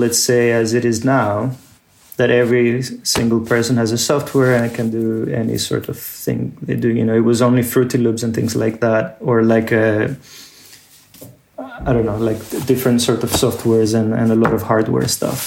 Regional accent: Athens, Attica, Greece; moved away; growing up in Athens

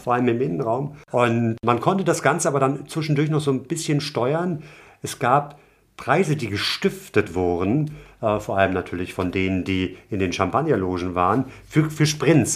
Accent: Hamburg, Germany; als gebürtigen Hamburger

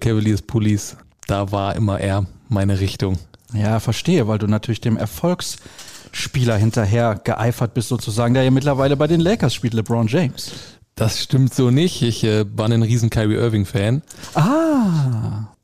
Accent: Seelde near Salzgitter, Wolfenbüttel district, Lower Saxony, Germany; also born or lived in Elze; Ich komme aus Seelde bei Salzgitter, Landkreis Wolfenbüttel.

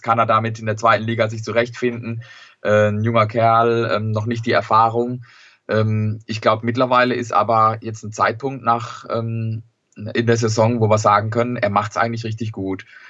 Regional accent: Sandhausen, Baden-Württemberg, Germany; die Heimat Sandhausen ist mir doch ein bisschen lieber

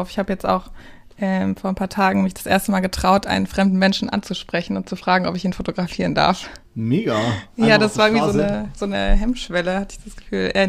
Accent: Baden-Württemberg, Germany; moved away as an adult; now in Cologne, Germany; Mm, also ich bin Schwabe. Ich bin im Schwabenländle groß geworden und ähm, dann äh, nach dem Abi nach Köln gezogen.

